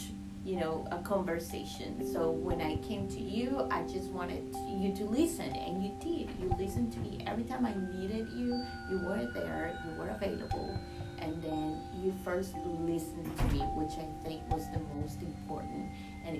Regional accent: Colombia; moved away as an adult; now in United States; I'm originally from Colombia, South America, and I moved to the United States back in 2020

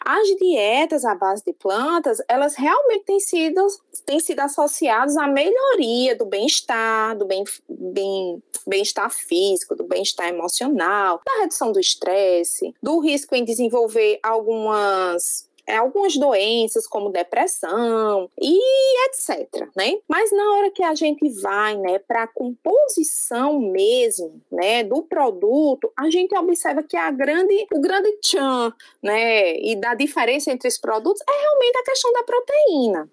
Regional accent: Paraíba, Brazil; accent: paraibano; now in Ceará, Brazil; Esse meu sotaquezinho é um sotaque paraibano mesmo, que veio para o Ceará

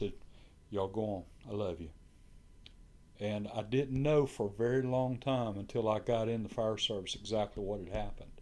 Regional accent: Brunswick, United States; moved away; I was born and raised in Brunswick

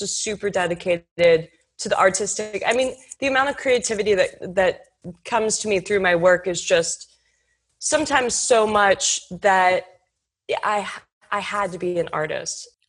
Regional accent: Houston, Texas, United States; I grew up in Houston, Texas

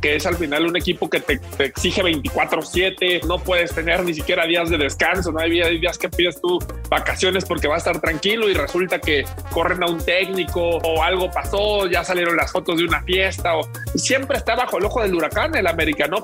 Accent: Guadalajara, Jalisco, Mexico; Yo en, un principio soy, soy de Guadalajara, nací en Jalisco

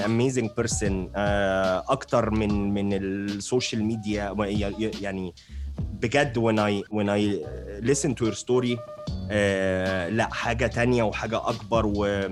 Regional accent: Alexandria, Alexandria Governorate, Egypt; انا من اسكندريه

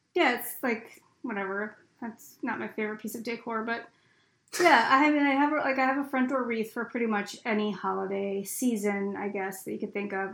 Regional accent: Pennsylvania, United States; I'm from Pennsylvania

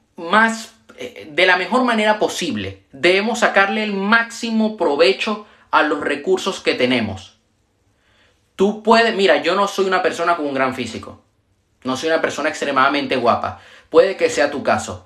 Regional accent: Venezuela; yo soy de Venezuela

